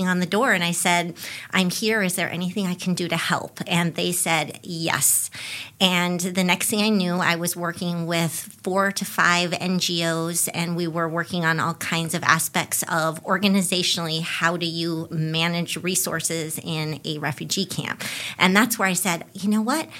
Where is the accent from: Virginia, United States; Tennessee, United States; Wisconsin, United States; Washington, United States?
Washington, United States; Spokane; moved away as an adult; also born or lived in Buffalo, New York; now in Claremont, United States; growing up in Spokane, Washington